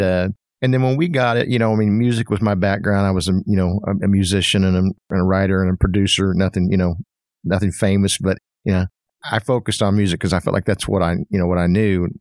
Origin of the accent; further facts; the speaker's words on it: Fort Smith, Arkansas, United States; moved away as an adult; also born or lived in Pensacola, Florida; now in Fayetteville, United States; I grew up in Fort Smith, and I came to Fayetteville